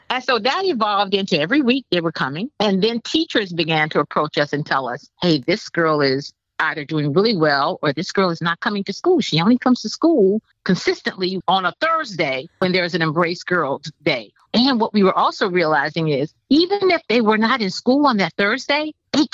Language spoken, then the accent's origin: English; Miami, Florida, United States; I grew up in Liberty City in Miami, Florida.